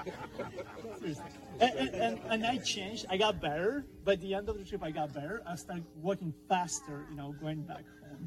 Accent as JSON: {"language": "English", "country": "Ukraine", "tie": "born or raised there", "moved": "yes", "said": "my country that I grew up, Ukrainian Soviet Republic"}